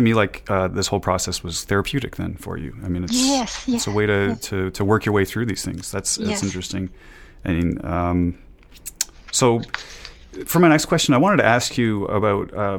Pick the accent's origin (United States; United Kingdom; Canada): Canada; born and raised in Canada like myself